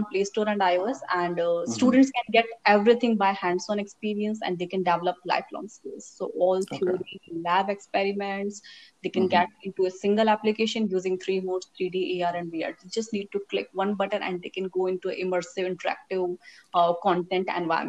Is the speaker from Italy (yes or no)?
no; Rajasthan, India; moved away as an adult; now in Bangalore, India; I'm originally from Rajasthan